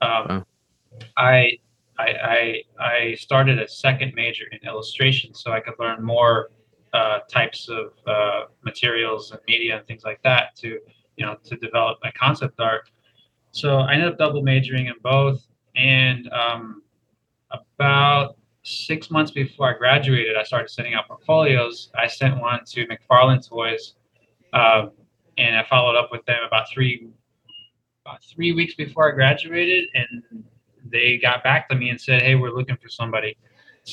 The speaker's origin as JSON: {"language": "English", "region": "Texas", "country": "United States", "tie": "born or raised there", "also_born_or_lived": "Savannah", "moved": "as an adult", "said": "I grew up in Texas."}